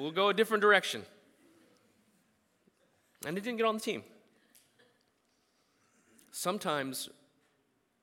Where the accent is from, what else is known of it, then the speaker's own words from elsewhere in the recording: United States; as American Christians